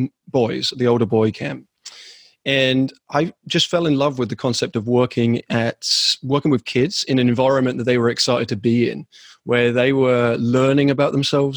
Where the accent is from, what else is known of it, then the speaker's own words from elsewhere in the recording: England, United Kingdom; moved away; also born or lived in Vermont; In England, that's where I'm originally from. That's what the sound is.